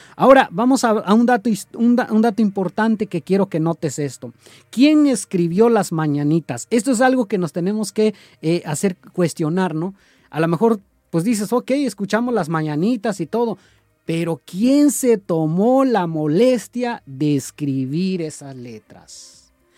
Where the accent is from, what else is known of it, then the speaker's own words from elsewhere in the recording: Mexico; nuestro lindo México